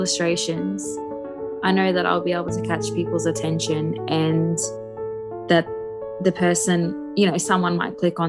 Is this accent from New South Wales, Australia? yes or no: no; Mackay, Queensland, Australia; moved away as an adult; also born or lived in Wellington, New Zealand; I'm a Miriam Mer and Badu woman who's been born and raised in Yui country, which is in Mackay, so about just a bit north of central Queensland